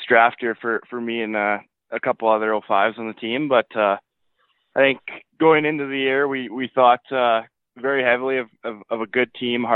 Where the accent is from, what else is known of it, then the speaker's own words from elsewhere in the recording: Alberta, Canada; I grew up just outside of Edmonton, about an hour and a half, in a small town called Marathorpe, Alberta